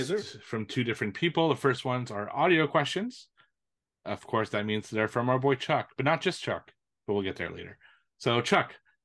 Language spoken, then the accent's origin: English; Canada; I'm Canadian.